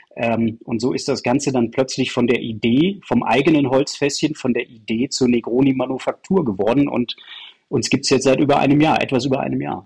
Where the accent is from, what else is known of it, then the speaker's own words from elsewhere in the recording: Aachen, North Rhine-Westphalia, Germany; now in Munich, Germany; wir sind beide aus Aachen, du hörst, dass ich kein Bayer bin